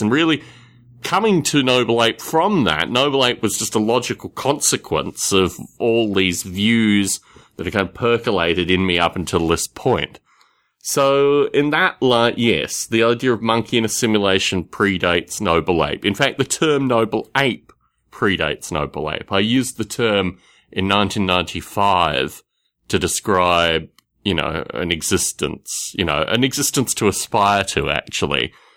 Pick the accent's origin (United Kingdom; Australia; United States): Australia; The environment that I grew up in Australia was, in one sense, quite idyllic